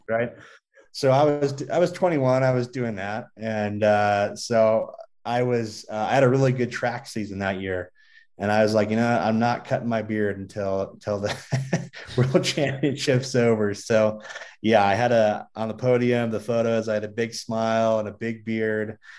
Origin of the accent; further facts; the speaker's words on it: Southern California, United States; now in Colorado Springs, United States; I grew up in Southern California